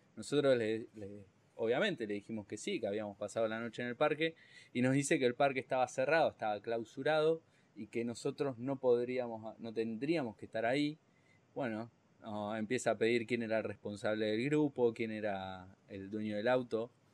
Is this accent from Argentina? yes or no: yes; Argentina; Bien de argentino